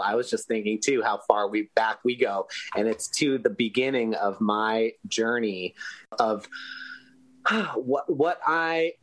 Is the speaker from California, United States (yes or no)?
yes; Los Angeles, California, United States; my hometown of Los Angeles, that I love very much and always come home